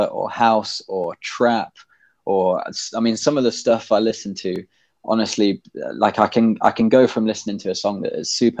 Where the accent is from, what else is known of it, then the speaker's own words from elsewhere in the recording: Midlands, United Kingdom; born there; accent: generic British; My accent's quite a generic British accent, to be honest, because I was born in the middle of the country. In an area where there's not really a strong accent, so I can't really be placed very well.